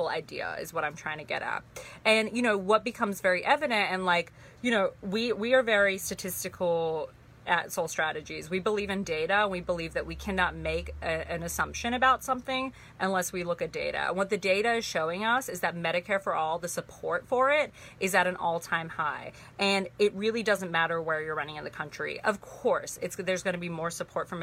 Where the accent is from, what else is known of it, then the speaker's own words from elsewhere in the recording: Sydney, New South Wales, Australia; moved away; also born or lived in Torrance, California, United States; I was born in Los Angeles in Torrance, California, but I grew up most of my life in Sydney, Australia. Not in the city, but actually pretty far out, but I grew up in Australia.